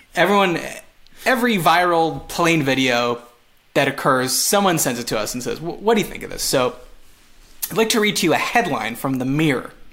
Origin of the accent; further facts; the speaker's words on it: Montreal, Quebec, Canada; first language English; moved away; I'm from Montreal, which is French, but I I'm English